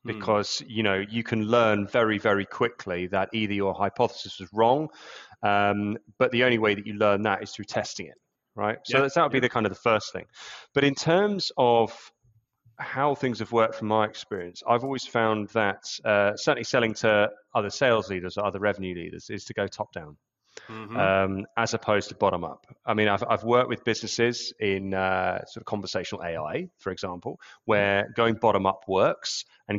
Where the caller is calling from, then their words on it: London, United Kingdom; Yeah, London, UK.